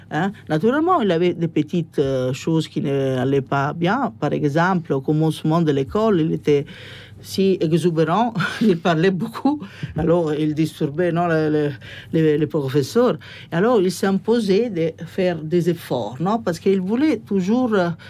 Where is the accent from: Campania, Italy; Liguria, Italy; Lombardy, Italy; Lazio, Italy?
Lazio, Italy; Rome; born there; French is a second language; j'étais fils unique. Comme je disais, je suis né à Rome.